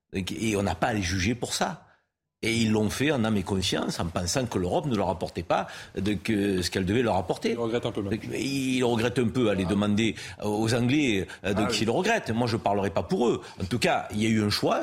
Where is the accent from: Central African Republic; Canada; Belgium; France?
France; en tant que Français